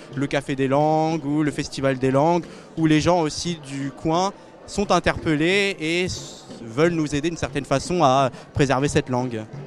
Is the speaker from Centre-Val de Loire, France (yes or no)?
yes; Tours, Centre-Val de Loire, France; je proviens de, Touraine. Je suis né à Tours